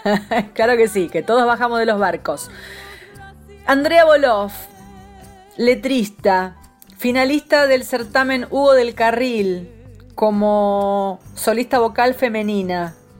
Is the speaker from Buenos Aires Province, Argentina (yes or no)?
no; San Juan, Argentina; de Los Videlas, de la provincia de San Juan